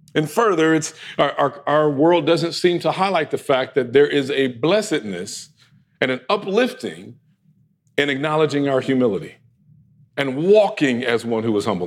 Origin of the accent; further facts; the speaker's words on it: United States; us here in America as American Christians